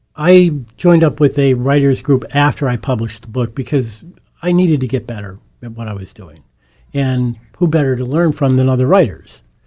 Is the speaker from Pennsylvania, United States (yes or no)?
yes; Scranton, Pennsylvania, United States; born and raised in Scranton, uh, one of eight children of educated in the Scranton School District and went to the University of Scranton